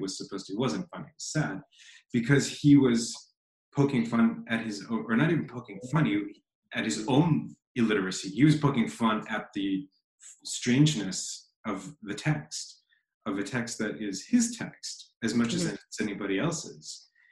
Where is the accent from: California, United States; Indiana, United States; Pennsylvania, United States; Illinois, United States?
Pennsylvania, United States; Philadelphia; also born or lived in Las Vegas / San Diego / New York / San Francisco; I grew up in Philadelphia, Las Vegas, San Diego, was it?